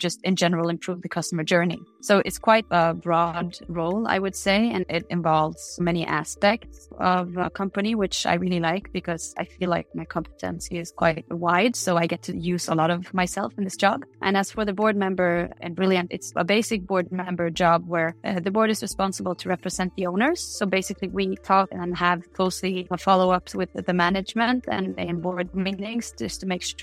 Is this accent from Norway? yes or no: yes; a small island just outside Bergen, Vestland, Norway; I grew up in a small island just outside Bergen in Norway